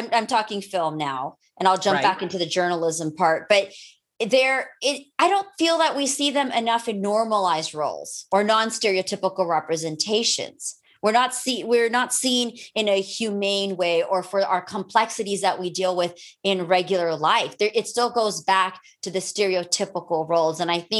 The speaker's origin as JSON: {"language": "English", "country": "United States", "tie": "born or raised there", "said": "I grew up here in America."}